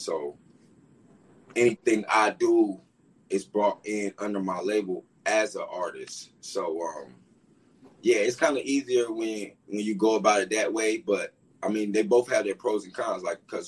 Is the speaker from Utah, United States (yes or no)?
no; Durham, North Carolina, United States; I'm from Durham, North Carolina